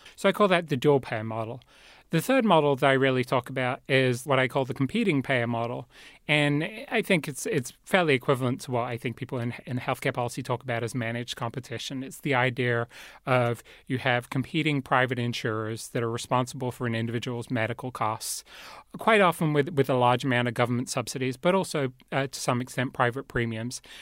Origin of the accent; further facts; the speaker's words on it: England, United Kingdom; moved away; I grew up in England